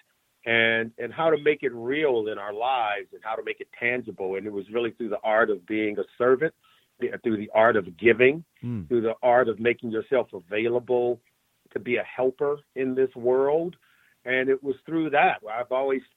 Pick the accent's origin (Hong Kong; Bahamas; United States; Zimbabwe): United States; Compton, California; I grew up in Compton, California, in Los Angeles, in a neighborhood